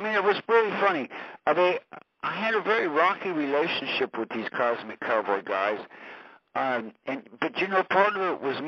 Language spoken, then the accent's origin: English; California, United States; moved away as an adult; also born or lived in Hollywood; I was from California, and I had come from Hollywood